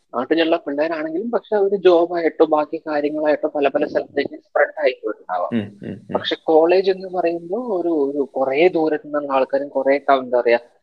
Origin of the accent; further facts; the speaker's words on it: Palakkad, Kerala, India; എന്റെ നാട് പാലക്കാടാണ്